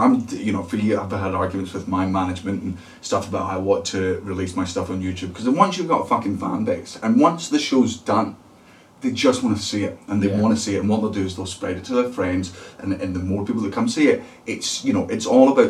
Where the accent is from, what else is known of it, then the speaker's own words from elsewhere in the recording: United Kingdom; I'm not an American comedian, I'm a British comedian.